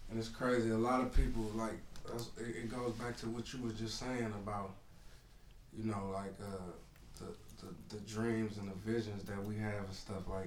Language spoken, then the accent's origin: English; San Francisco, California, United States; where I grew up at in San Francisco